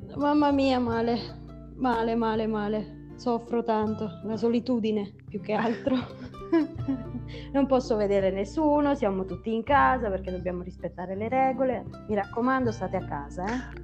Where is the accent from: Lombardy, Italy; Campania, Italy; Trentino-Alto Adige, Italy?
Campania, Italy; Irpinia; moved away as an adult; purtroppo per motivi lavorativi ho dovuto abbandonare quella che era la mia terra